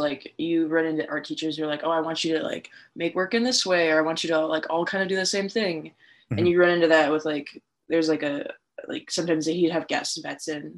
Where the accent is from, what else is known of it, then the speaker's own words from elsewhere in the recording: Wisconsin, United States; now in Minnesota, United States; I'm from Wisconsin originally